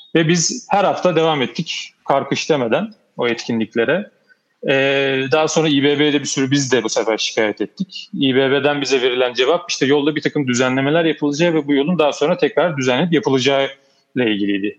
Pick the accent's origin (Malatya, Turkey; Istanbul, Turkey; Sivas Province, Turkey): Istanbul, Turkey; also born or lived in Ankara; 1973 e, İstanbul Kadıköy doğumluyum.